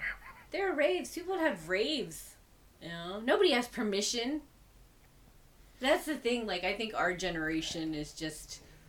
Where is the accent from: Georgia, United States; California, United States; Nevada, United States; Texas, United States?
Texas, United States; moved away as an adult; now in Ireland; Texas has been open. My home state in my country.